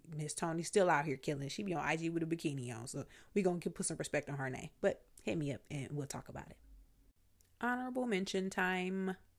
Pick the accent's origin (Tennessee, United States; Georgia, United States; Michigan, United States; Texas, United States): Michigan, United States; Flint; moved away as an adult; also born or lived in Virginia / Washington, D.C. / New York; I'm from Flint, Michigan. I left Flint right after high school